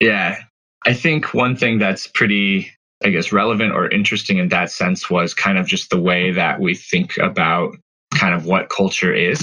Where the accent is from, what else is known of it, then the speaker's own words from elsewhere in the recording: Colorado, United States; also born or lived in Arizona; So I moved away from Arizona when I was pretty young. My family moved up to Colorado